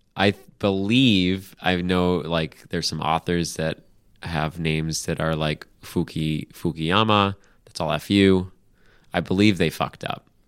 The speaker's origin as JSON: {"language": "English", "country": "United States", "said": "as an American"}